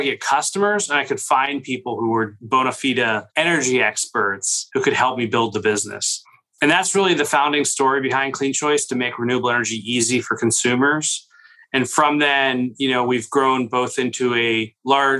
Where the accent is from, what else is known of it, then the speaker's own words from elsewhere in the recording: Pittsburgh, Pennsylvania, United States; I grew up in Pittsburgh